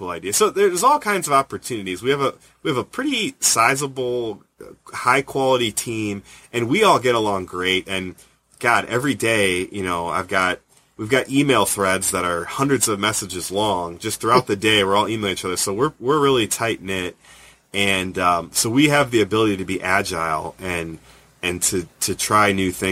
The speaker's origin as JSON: {"language": "English", "town": "Cleveland", "region": "Ohio", "country": "United States", "tie": "born or raised there", "said": "growing up in Cleveland"}